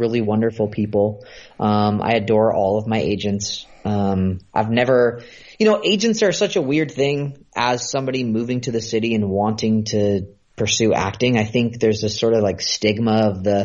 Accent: San Francisco, California, United States; moved away as an adult; I grew up in Northern California, so in like the San Francisco area

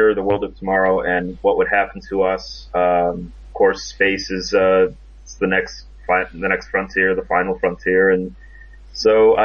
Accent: Chicago, Illinois, United States; moved away as an adult; now in North Carolina, United States; I'm originally from Chicago, Illinois. I currently live in North Carolina

